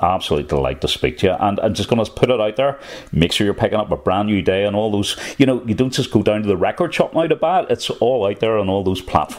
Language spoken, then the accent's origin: English; Northern Ireland, United Kingdom